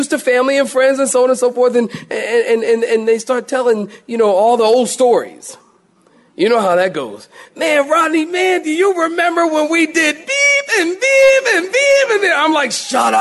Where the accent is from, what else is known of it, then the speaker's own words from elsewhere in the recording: Philadelphia, Pennsylvania, United States; moved away; I'm from Philly, I've told you, and you know, from time to time, I've gone home with my family